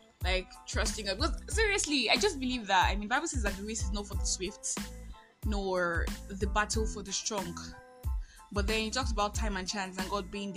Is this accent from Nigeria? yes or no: yes; Nigeria; I am that Nigerian Christian